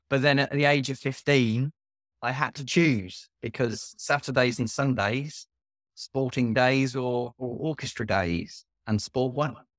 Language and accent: English; Northamptonshire, East Midlands, United Kingdom; I'm from Northamptonshire